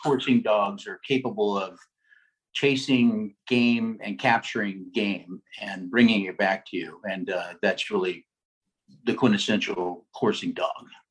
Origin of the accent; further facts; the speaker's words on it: Los Angeles, California, United States; When I was a kid, uh, I grew up actually coursing in the Los Angeles area, so Los Angeles, Orange County, Huntington Beach, uh, around the LAX airport, uh, Santa Ana